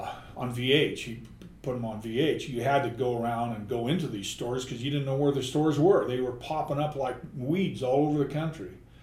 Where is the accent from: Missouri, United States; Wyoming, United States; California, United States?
Wyoming, United States; Jackson; Well, I grew up in Jackson Hole